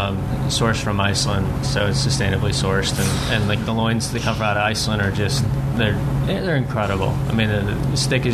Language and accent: English; Maine, United States; also born or lived in New York City; growing up in Maine